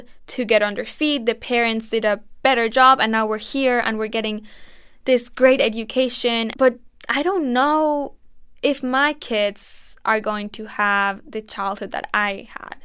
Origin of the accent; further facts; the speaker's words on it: Mexico; It's the most polluted river in Mexico, and it's right by my hometown.